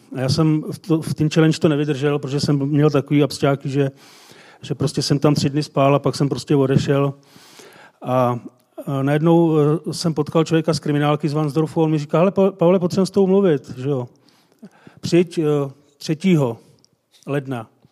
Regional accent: Jablonec nad Nisou, Liberec Region, Czechia; z Jablonce

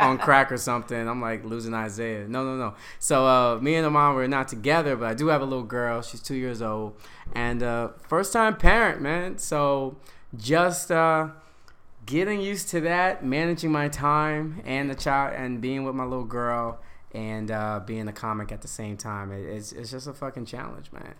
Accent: Yonkers, New York, United States; from Yonkers, Westchester

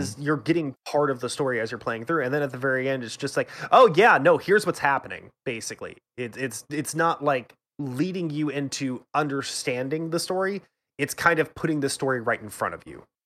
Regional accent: United States; I'm an American

